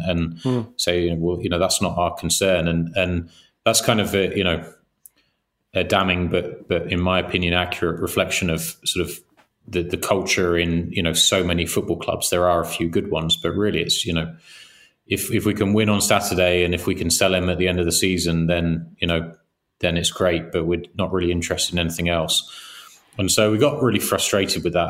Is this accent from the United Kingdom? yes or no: yes; England, United Kingdom; we grew up in England